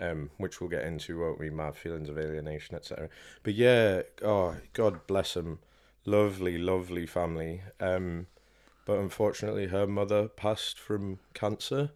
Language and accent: English; York, Yorkshire and the Humber, United Kingdom; born and bred in York